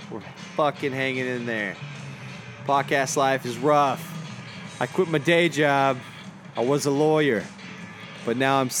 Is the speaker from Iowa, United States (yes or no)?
no; Texas, United States; I'm from Texas.